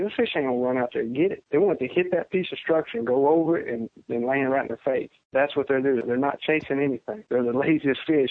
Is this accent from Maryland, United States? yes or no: no; Central Louisiana, United States; I grew up in Central Louisiana